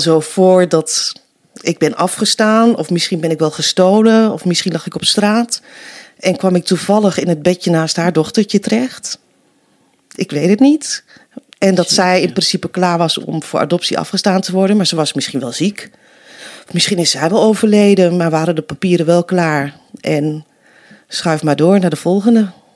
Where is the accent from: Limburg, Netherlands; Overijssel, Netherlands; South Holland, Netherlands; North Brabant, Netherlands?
Overijssel, Netherlands; Nijverdal; accent: Twente; also born or lived in Colombia; now in Deventer, Netherlands; Vijf maanden jong was ik toen ik naar Nederland kwam. Ik Ben opgegroeid in Twente. Kan je misschien een beetje horen nog.